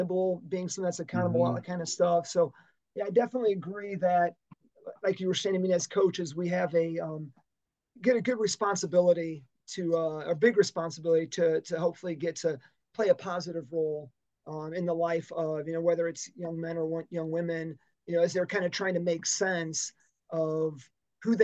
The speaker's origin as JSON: {"language": "English", "town": "Dyer", "region": "Indiana", "country": "United States", "tie": "born or raised there", "said": "So I grew up in Dyer on the north side of the Lake Central kind of boundary lines, and went to a small parochial Lutheran grade school in Munster"}